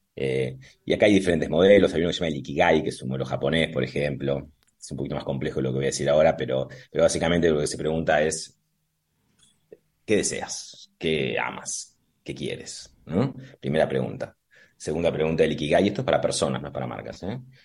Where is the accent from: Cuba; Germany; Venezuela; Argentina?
Argentina; now in Madrid, Spain; nosotros somos de café y de mesa